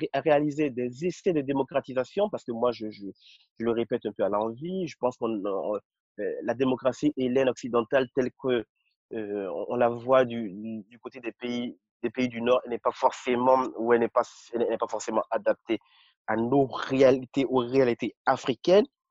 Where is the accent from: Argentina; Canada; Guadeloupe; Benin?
Benin; also born or lived in Cotonou / Paris; je suis béninois